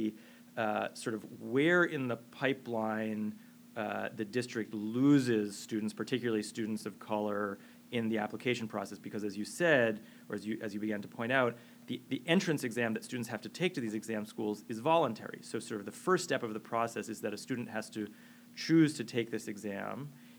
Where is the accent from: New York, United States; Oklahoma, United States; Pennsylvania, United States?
New York, United States; moved away as an adult; now in Boston, United States; I'm a New Yorker born and bred